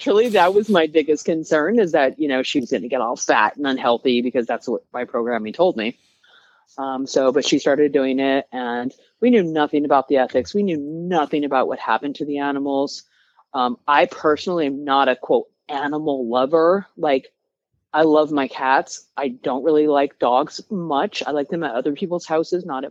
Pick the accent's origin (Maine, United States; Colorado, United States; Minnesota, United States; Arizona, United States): Colorado, United States; I'm from Colorado. Okay. I'm from cattle country